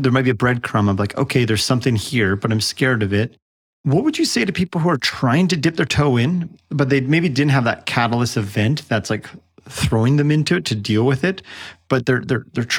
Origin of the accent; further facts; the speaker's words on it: Canada; I'm Canadian